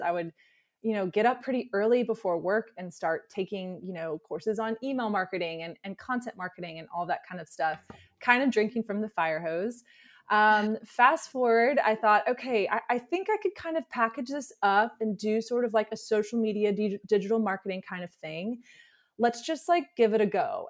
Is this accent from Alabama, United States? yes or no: yes; Alabama, United States; moved away; I grew up in the South, so I'm from Alabama originally